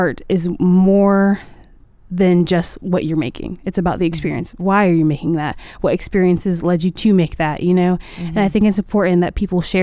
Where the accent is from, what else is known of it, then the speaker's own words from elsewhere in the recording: Columbia, South Carolina, United States; I'm in Columbia, South Carolina. Okay. My hometown